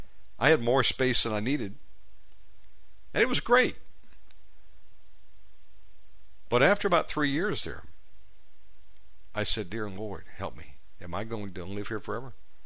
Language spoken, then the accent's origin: English; Georgia, United States; born there; also born or lived in Virginia / Texas / Las Vegas; And while I was born in Georgia, spent about 10 years in Virginia, time in Texas, different places.